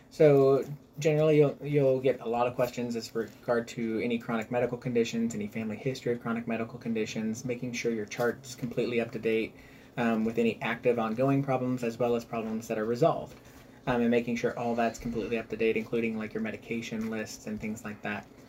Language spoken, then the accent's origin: English; Lebanon, Missouri, United States; I actually grew up in Lebanon